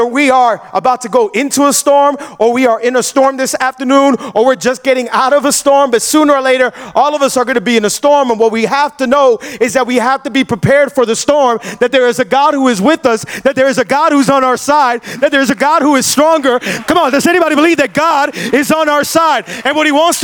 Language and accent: English; Hialeah, Florida, United States; I'm born and raised in Hialeah